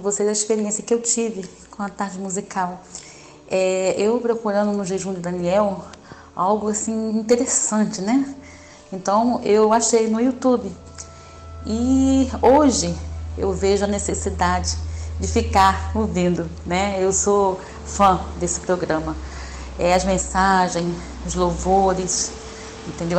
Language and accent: Portuguese; João Pessoa, Paraíba, Brazil; now in Rio de Janeiro, Brazil; moro no Rio de Janeiro, mas sou de João Pessoa.